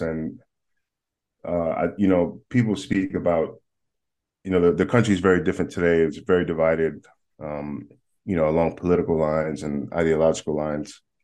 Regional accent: New York City, New York, United States; I am born and raised in Manhattan, in New York

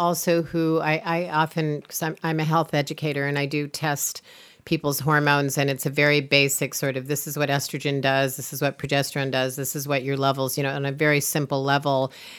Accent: Iowa, United States; Maybe it's in the way I grew up in Iowa eating corn.

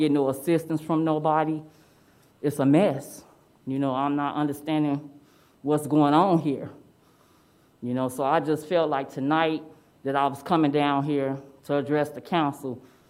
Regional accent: Chicago, Illinois, United States; moved away; I'm from Chicago

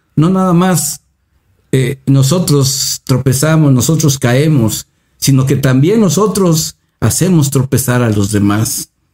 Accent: Mexico

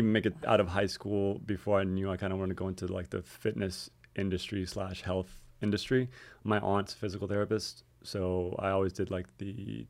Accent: Miami, Florida, United States; But so I grew up in Miami area, went to Palmetto Middle School, went to Vineland Elementary back when I was just till fifth grade, Palmetto Middle School, then South Miami Senior High

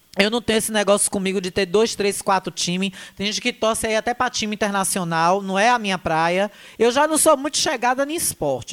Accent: Riachão do Jacuípe, Bahia, Brazil; moved away; also born or lived in Salvador; minha cidade, de onde eu nasci, de onde eu sou, Riachão do Jacuípe

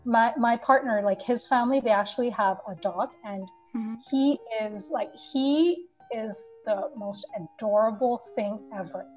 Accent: Bangladesh; moved away as an adult; now in Canada; I was born and brought up in Bangladesh. I moved to Canada about 10 years ago

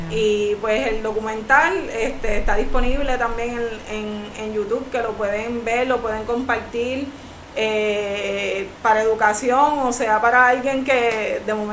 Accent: Puerto Rico; Y pues la mesita yo la tengo también como un modo de propuesta a lo que quiero como, boricua y, para mi isla.

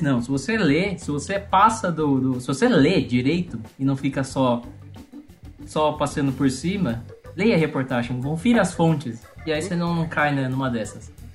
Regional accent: Piracicaba, São Paulo, Brazil; eu sou natural de Piracicaba

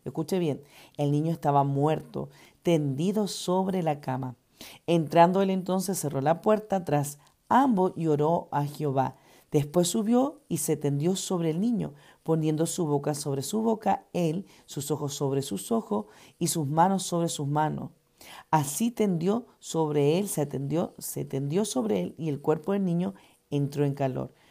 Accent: Argentina; also born or lived in Chile / Ecuador; now in United States; Me crié en Argentina, al ladito de Chile. Amo esa ciudad, amo ese país, porque es mi país de crianza, a pesar que he nacido en Chile.

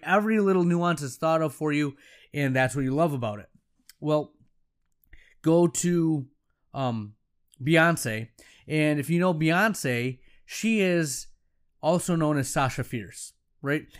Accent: Allendale, United States; I'm back in my hometown ten years later, and some of my friends' parents are now my patients. Some of the people I grew up

